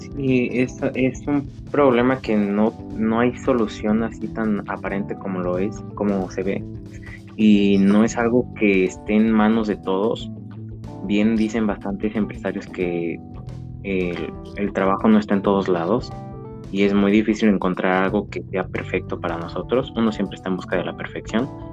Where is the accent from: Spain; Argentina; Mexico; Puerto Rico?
Mexico; como mexicanos